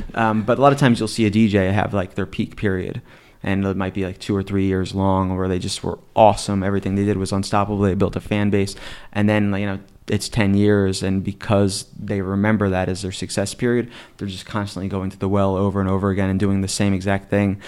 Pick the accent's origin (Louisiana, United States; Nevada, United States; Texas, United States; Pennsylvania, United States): Pennsylvania, United States; Scranton; now in State College, United States